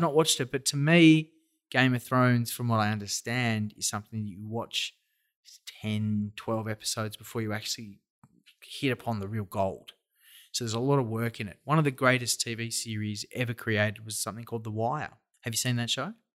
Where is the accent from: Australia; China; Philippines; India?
Australia; we're all Australian